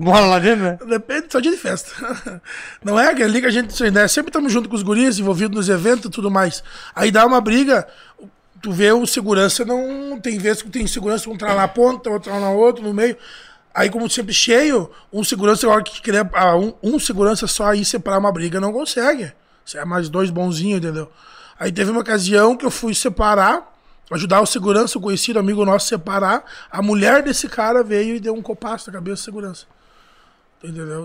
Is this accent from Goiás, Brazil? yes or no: no; Santa Rosa, Rio Grande do Sul, Brazil; Sou de Santa Rosa